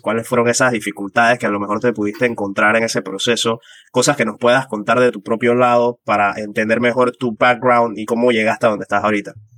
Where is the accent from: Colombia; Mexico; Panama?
Panama; moved away as an adult; now in United Kingdom; desde que salí de Panamá